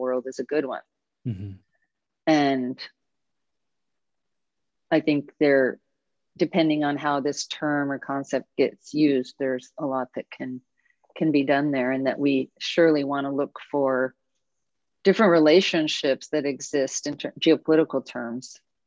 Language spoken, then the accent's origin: English; Oregon, United States; I'm from Oregon